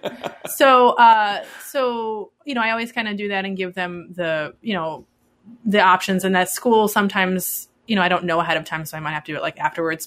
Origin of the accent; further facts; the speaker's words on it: Midwest, United States; I grew up in the Midwest